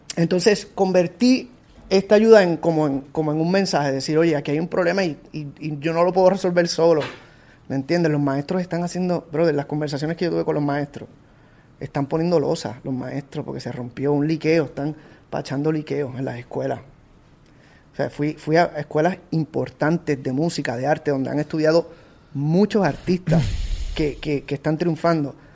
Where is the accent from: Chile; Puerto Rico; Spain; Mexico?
Puerto Rico; moved away; also born or lived in United States; mi tierra, que es Puerto Rico